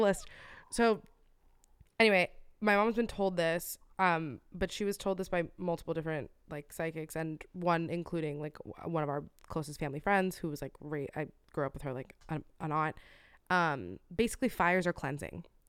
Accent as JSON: {"language": "English", "region": "Florida", "country": "United States", "tie": "born or raised there", "moved": "yes", "said": "my home state, Florida"}